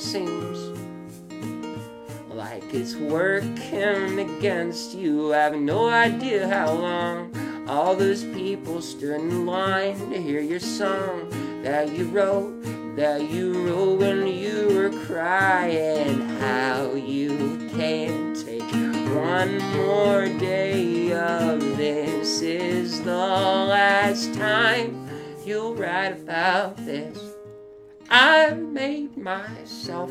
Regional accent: Leesburg, Virginia, United States; also born or lived in Arlington, Virginia; I'm from Virginia. I grew up in Leesburg. I live in Arlington now with Lauren

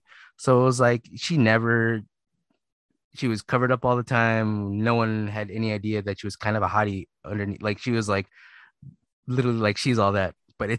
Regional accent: Philippines; I listen to a lot of hip hop and, you know, slow jams because I'm Filipino.

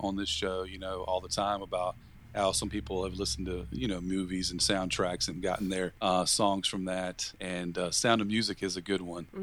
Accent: Virginia, United States; my home state of Virginia

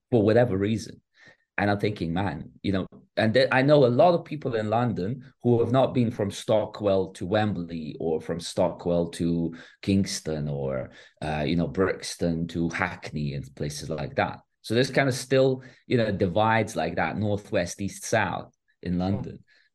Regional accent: Bosnia & Herzegovina; moved away; I'm a refugee from Bosnia. Yeah. So I've lived through 3 years of war.

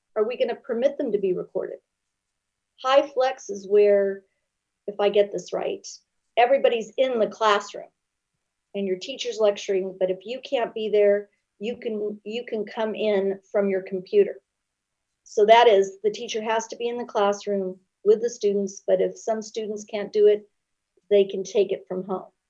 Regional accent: Long Beach, California, United States; I grew up in Long Beach

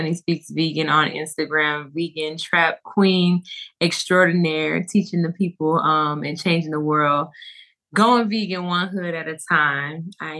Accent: Miami, Florida, United States; And now, you know, I say I'm from Miami, not Florida.

